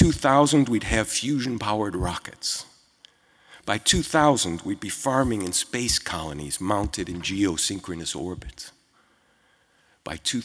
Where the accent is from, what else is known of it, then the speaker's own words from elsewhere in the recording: Chicago, Illinois, United States; I was born in Chicago in 1956